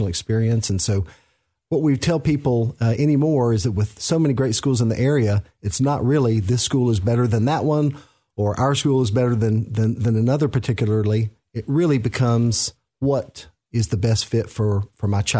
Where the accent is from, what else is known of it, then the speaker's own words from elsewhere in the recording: Central Florida, United States; also born or lived in West Tennessee; now in Clarksville, Tennessee, United States; grew up in Central Florida